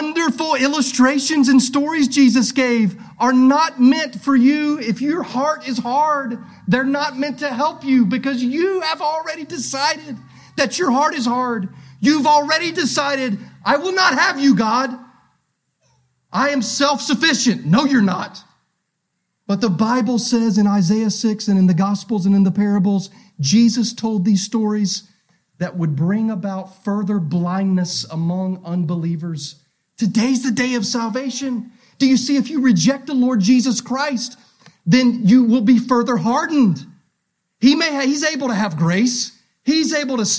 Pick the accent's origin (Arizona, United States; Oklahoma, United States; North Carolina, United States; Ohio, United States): North Carolina, United States; We up here in North Carolina, we're from North Carolina